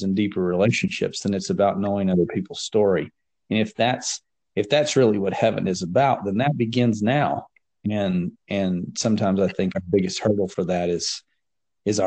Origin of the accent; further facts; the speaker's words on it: West Texas, United States; I grew up in West Texas